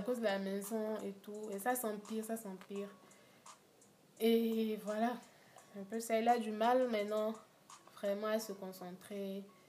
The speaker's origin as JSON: {"language": "French", "country": "Benin", "said": "chez nous, au Bénin"}